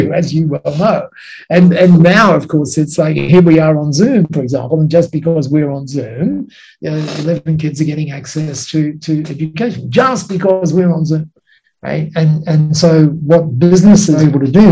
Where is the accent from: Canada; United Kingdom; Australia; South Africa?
Australia; you would have described me as an Aussie bloke